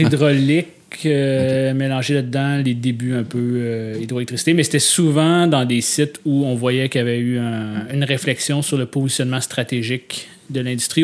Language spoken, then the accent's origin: French; Gatineau, Quebec, Canada; moved away as an adult; now in Montreal, Canada; je suis natif de Hull un modèle 1983.